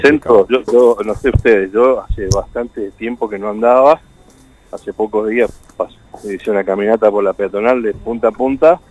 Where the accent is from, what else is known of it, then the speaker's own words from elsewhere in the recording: Chaco, Argentina; now in Santa Fe, Argentina; soy chaqueño